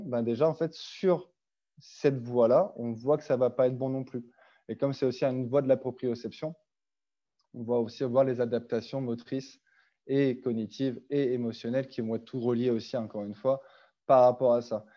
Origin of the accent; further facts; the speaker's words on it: France; moved away as an adult; also born or lived in Switzerland; now in Canada; je suis français